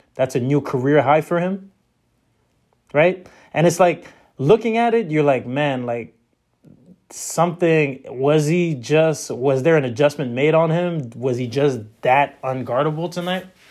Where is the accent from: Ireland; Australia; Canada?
Canada; I'm Canadian